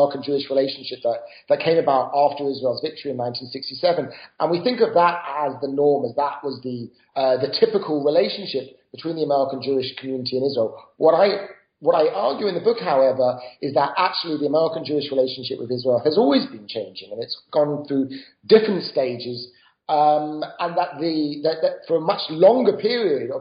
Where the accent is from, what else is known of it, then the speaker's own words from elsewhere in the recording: United Kingdom; moved away as an adult; now in United States; I grew up in Britain